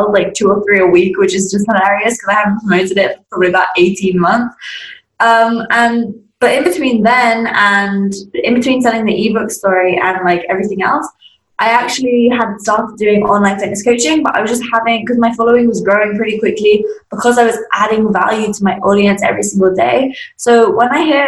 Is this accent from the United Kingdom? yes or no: yes; Surrey, South East England, United Kingdom; I was obviously in my second last year of high school in England. That's where I'm from, a place called Surrey.